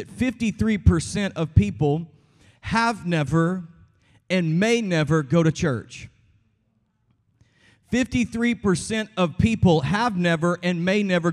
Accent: Texas, United States; I'm from Texas

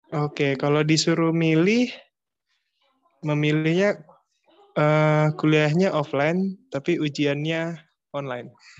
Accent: Jambi, Indonesia; aku asalnya dari Jambi

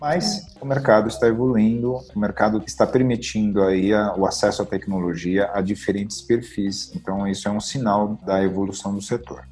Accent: São Paulo, Brazil; nasci em São Paulo

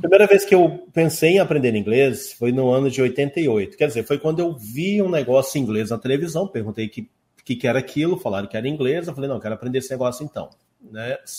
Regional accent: Rondônia, Brazil; also born or lived in Santa Helena, Paraná / Curitiba, Paraná / Ji-Paraná, Rondônia; eu vim para cá, eu tinha dois, três anos de idade, então eu cresci aqui. Hum. Eu sou rondoniense de coração

